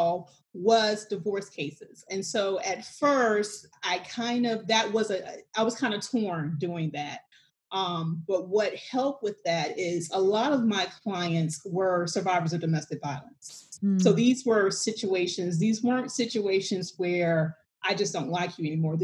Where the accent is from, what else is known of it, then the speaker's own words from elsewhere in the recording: South Carolina, United States; moved away as an adult; now in Florida, United States; I am from South Carolina